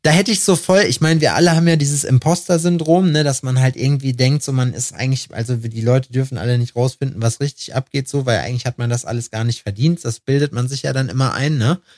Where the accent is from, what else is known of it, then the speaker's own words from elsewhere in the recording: Germany; wir sind Deutsche